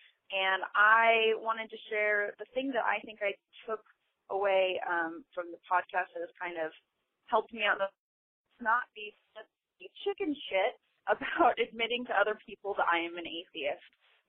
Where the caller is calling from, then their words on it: Boise, Idaho, United States; I'm calling from Boise, Idaho.